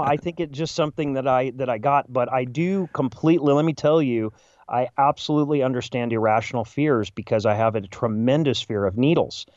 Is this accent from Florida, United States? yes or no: no; Chicago, Illinois, United States; as a Chicagoan